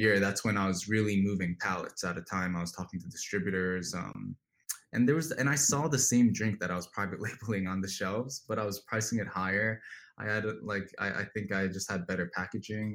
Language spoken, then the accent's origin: English; New Jersey, United States; I grew up in New Jersey drinking aloe smoothies for breakfast